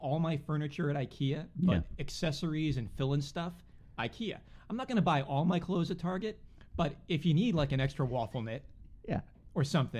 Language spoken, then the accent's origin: English; Swampscott, Massachusetts, United States; also born or lived in Boston; I am from Boston. {S0} Okay. {S1} I was born in Boston. {S0} In Boston. {S1} And then, but my family lived north of Boston in a town called Swampscott.